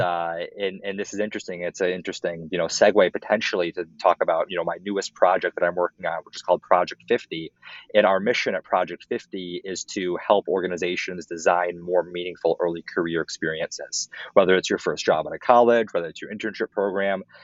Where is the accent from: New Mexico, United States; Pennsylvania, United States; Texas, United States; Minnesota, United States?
Minnesota, United States; Minneapolis; moved away as an adult; also born or lived in Evanston, Illinois; I grew up in Minneapolis